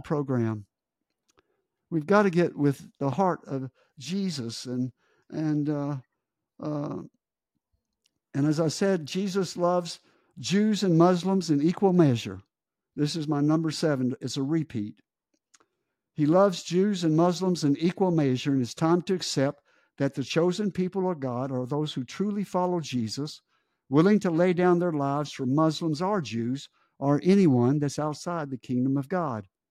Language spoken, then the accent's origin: English; United States; as an American